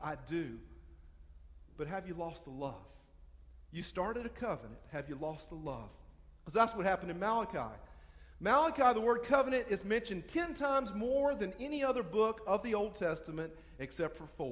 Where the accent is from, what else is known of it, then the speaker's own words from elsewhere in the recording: Hartsville, South Carolina, United States; I'm from Hartsville. We come from Darlington County